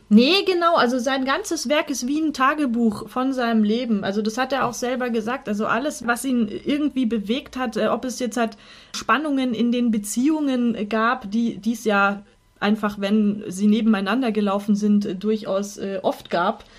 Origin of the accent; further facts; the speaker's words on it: Munich, Bavaria, Germany; uns als Münchner